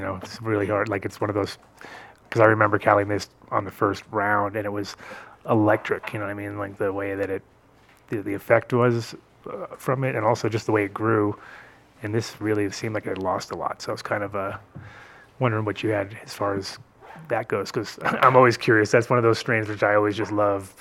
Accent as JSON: {"language": "English", "region": "New England", "country": "United States", "tie": "born or raised there", "said": "I grew up in New England"}